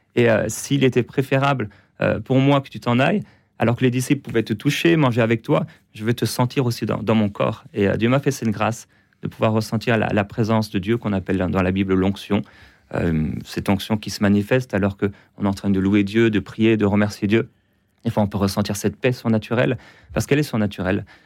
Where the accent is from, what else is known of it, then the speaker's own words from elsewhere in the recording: Brittany, France; now in Quebec, Canada; je suis français, je suis breton, j'aime la Bretagne, j'aime la France